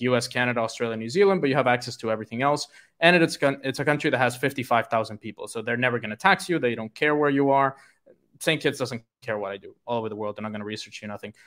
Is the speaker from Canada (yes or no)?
no; Puerto Rico; moved away; I'm from Puerto Rico, which is actually a tax-free place